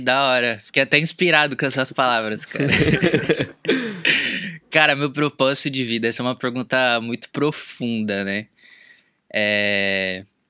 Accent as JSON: {"language": "Portuguese", "region": "São Paulo", "country": "Brazil", "moved": "as an adult", "lives_now": "Los Angeles, United States", "said": "Atualmente eu moro na Califórnia, mais especificamente em Los Angeles, mas eu sou de São Paulo"}